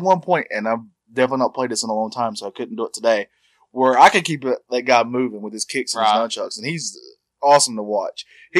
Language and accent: English; North Carolina, United States; we're both born and bred in North Carolina.